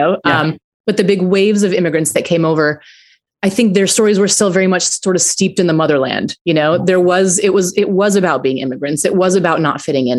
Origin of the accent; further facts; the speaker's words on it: Aurora, Colorado, United States; I grew up in Aurora, Colorado